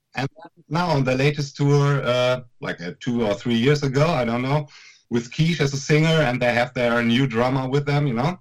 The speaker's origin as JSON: {"language": "English", "town": "Münster", "region": "North Rhine-Westphalia", "country": "Germany", "tie": "born or raised there", "said": "our festival that we're doing in our hometown Münster"}